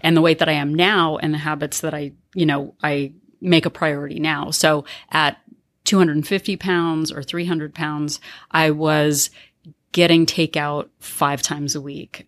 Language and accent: English; California, United States; I identify as a Californian